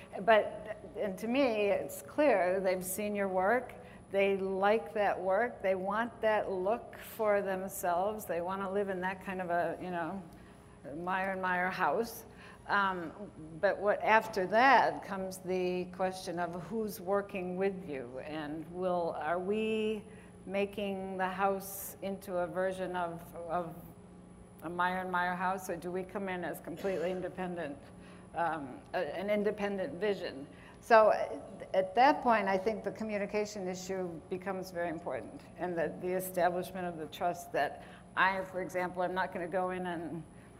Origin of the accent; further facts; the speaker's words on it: Midwest, United States; moved away; a certain kind of architecture that we grew up with in the Midwest